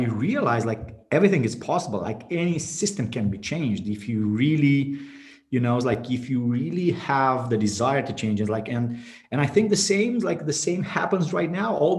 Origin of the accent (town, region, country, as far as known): Bacău, Bacău County, Romania; born or raised there